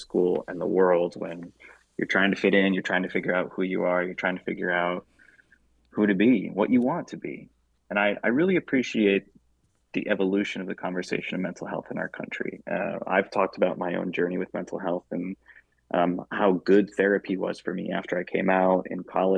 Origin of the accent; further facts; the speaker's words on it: Traverse City, Michigan, United States; moved away as an adult; I love seeing my hometown progress